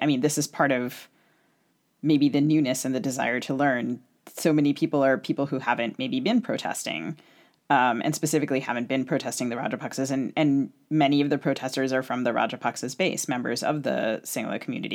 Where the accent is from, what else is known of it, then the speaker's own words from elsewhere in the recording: United States; my family is from the Tamil community, and although I grew up in the United States